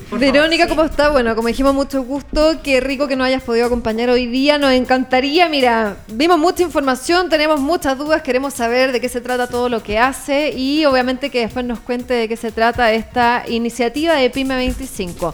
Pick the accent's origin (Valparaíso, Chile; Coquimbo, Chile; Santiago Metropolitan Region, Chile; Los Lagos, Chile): Coquimbo, Chile; Soy de Coquimbo, soy profe de yoga, guía de turismo y surfista de toda la vida